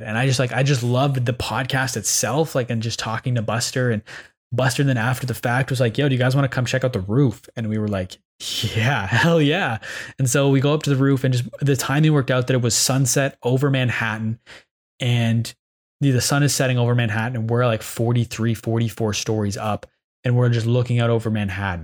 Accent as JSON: {"language": "English", "town": "Ottawa", "region": "Ontario", "country": "Canada", "said": "I'm from Canada. I'm from Ottawa"}